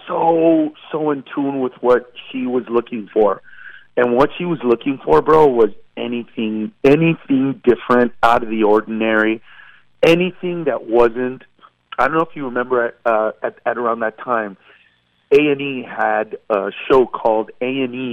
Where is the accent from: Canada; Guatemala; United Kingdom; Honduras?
Honduras; born there; And so I remember putting down that I was born in Honduras